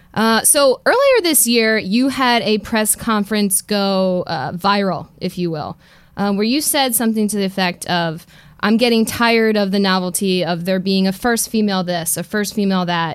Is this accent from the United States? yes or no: yes; Philadelphia, Pennsylvania, United States; i'm from philadelphia